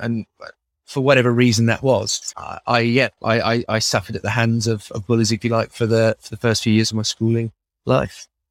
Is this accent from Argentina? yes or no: no; Milton Keynes, South East England, United Kingdom; I'm from Bletchley in Milton Keynes